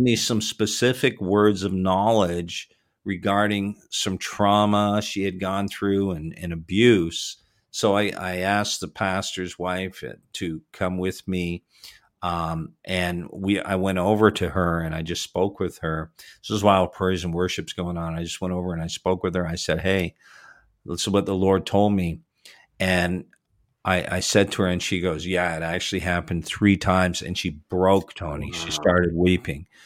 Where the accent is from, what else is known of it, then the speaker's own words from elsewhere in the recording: Toronto, Ontario, Canada; Was born in Toronto and raised in the Toronto area